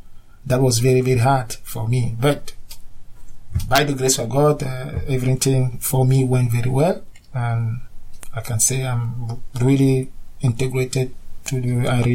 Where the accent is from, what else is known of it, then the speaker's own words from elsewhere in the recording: Cameroon; moved away as an adult; now in Cork, Ireland; I'm from Cameroon. I came in Ireland in 2000, 15 years ago. I work in Ireland. I have a settled family, a wife with three kids.